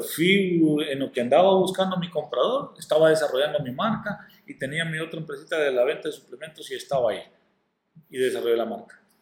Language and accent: Spanish; Corquín, Copán, Honduras; moved away; also born or lived in northern Honduras; soy de Corquín, pero que he pasado mi mayor tiempo allá en la zona norte, y, estudiando y todo